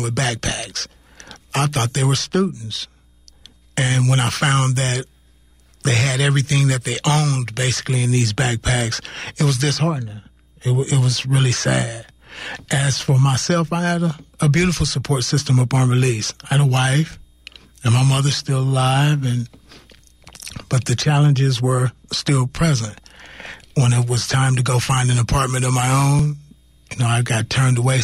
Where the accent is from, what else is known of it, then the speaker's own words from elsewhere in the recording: Richmond, California, United States; I hail from Richmond, California